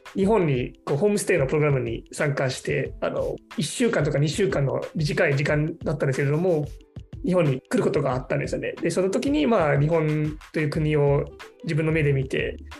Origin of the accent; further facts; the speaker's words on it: Singapore; Japanese is a second language; moved away as an adult; now in Japan; 私はシンガポールで生まれ育ってで日本語を勉強し始めたのは13歳の頃ですね